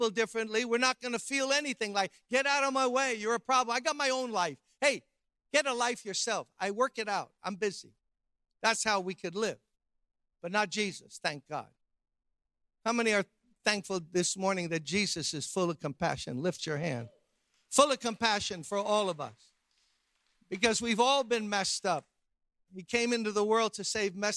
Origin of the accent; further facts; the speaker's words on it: New York City, New York, United States; I grew up middle class in Brooklyn, New York